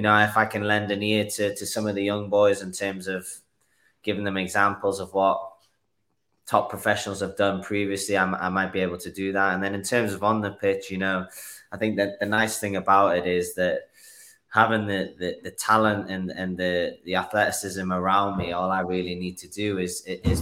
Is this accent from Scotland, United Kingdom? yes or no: no; Newcastle upon Tyne, North East England, United Kingdom; moved away as an adult; now in Utah, United States; Born and bred in Newcastle, also known as the Toon